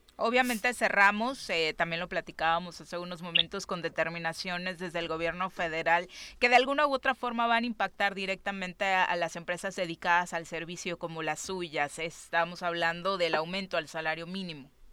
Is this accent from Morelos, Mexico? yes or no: yes; Morelos, Mexico; los que nacimos en Morelos